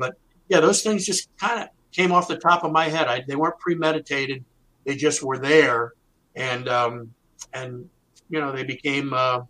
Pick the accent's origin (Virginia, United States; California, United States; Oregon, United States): Virginia, United States; Arlington; also born or lived in Washington, D.C.; me being a native, I was born in Washington at Columbia Hospital, grew up in Arlington, went to, you know, Washington Lee High School. So being local